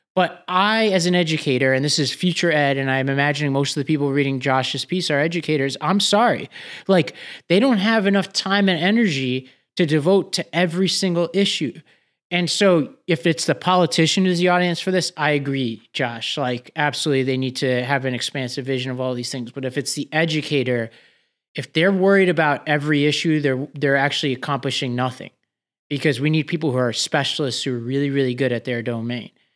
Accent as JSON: {"language": "English", "region": "New York", "country": "United States", "said": "New York, my home state"}